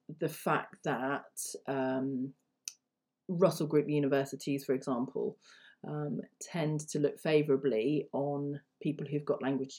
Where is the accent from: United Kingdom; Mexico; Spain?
United Kingdom; first language English; as a British person